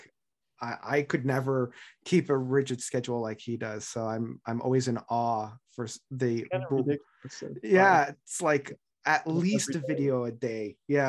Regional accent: Ontario, Canada; And as a Canadian, more specifically an Ontarian, I don't know if I could ever say that in any other context

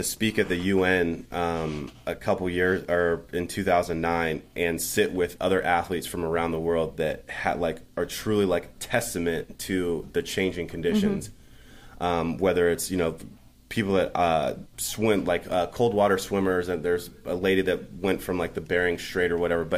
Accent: Los Angeles, California, United States; growing up

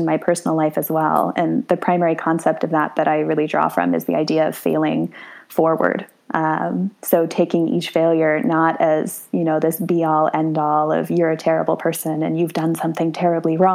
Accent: Tucson, Arizona, United States; moved away as an adult; now in Portugal; I'm from Tucson, Arizona, and I love Tucson.

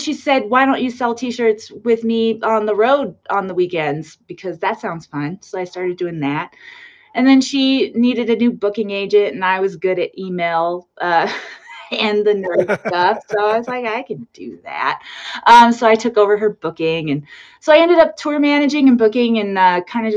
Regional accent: New Mexico, United States; I grew up in New Mexico. It's nice to be in my home state

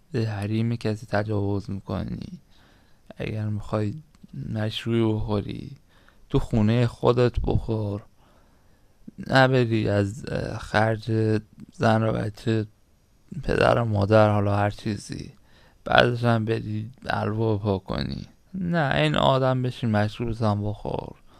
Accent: Iran; ما هممون ایرانی هستیم

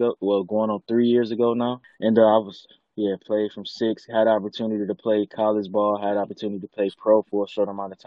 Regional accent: Detroit, Michigan, United States; I'm from the east side of Detroit, an area called 7 Mile and Van Dyke.

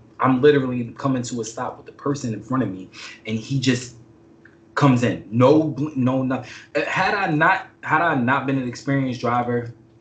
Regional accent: New York, United States; moved away

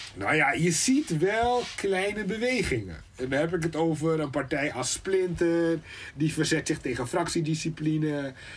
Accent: Suriname; now in Netherlands; Ik kom uit Suriname

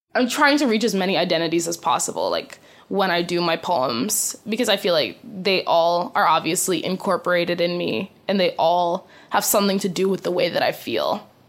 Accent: U.S. Virgin Islands; now in Boston, United States; I grew up on a majority black island, but still like uh factors of like white desirability were like heavily present. We're like an American owned island. We're like a colony of the United States

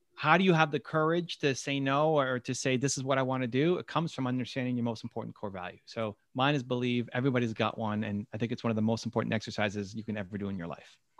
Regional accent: Toronto, Ontario, Canada; I'm from Toronto

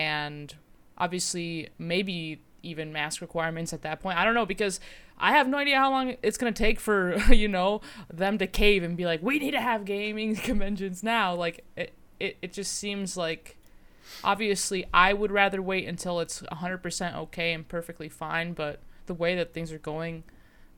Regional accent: United States; as like an American

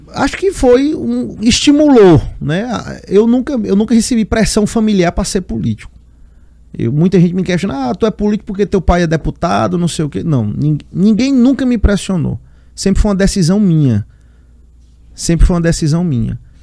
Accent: Teresina, Piauí, Brazil; Sou teresinense, nascido aqui, mas tenho uma relação muito forte com Guadalupe, que é a cidade do meu pai, e com Fronteiras, que é a cidade da minha mãe

